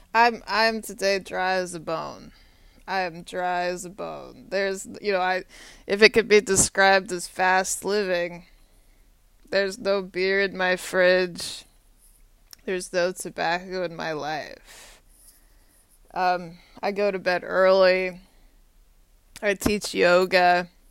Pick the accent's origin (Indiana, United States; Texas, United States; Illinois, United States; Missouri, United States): Texas, United States; Austin; now in Arlington, Virginia, United States; Austin, Texas is my hometown. My high school is about 10 minutes from UT Austin